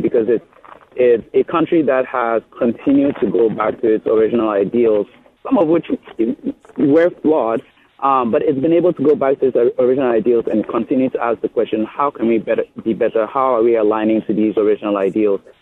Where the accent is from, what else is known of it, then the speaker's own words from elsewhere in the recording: Ghana; now in United States; when I was growing up in Ghana